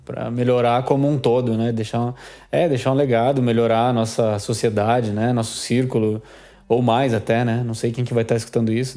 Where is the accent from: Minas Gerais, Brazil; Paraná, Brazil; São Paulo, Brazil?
Paraná, Brazil; Curitiba; eu sou de Curitiba aqui